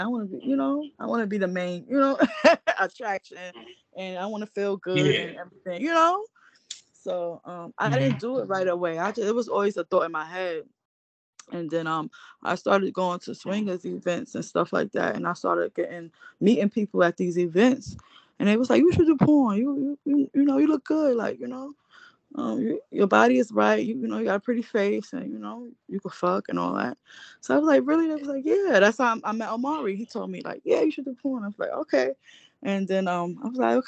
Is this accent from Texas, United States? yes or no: no; New York City, New York, United States; I'm from Brooklyn, Bed-Stuy area